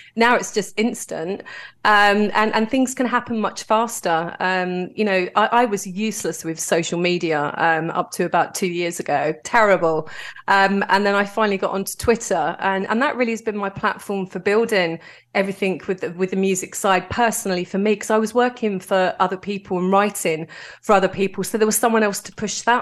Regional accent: London, United Kingdom; I'm from Greenwich in southeast London

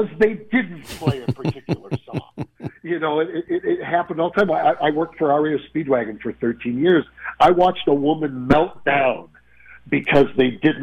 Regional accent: Chicago, Illinois, United States; I grew up in Chicago

